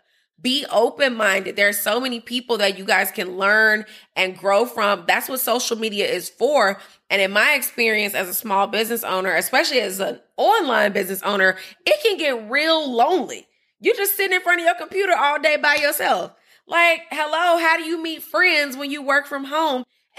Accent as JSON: {"language": "English", "town": "Chicago", "region": "Illinois", "country": "United States", "tie": "born or raised there", "said": "my hometown."}